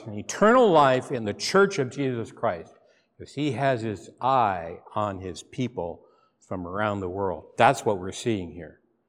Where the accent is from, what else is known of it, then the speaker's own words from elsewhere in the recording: McMinnville, Oregon, United States; but I've admitted I'm from McMinnville, okay? And you're saying, yeah, a big wine place. It was not a wine place. We knew no wine when I was there. It was mud and dirt. I grew up on a dirt road in town.